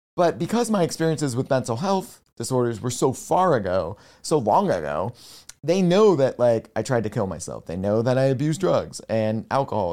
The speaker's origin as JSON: {"language": "English", "town": "Nazareth", "region": "Pennsylvania", "country": "United States", "tie": "born or raised there", "also_born_or_lived": "Bethlehem, Pennsylvania", "said": "I was born in Bethlehem and raised in Nazareth, Pennsylvania"}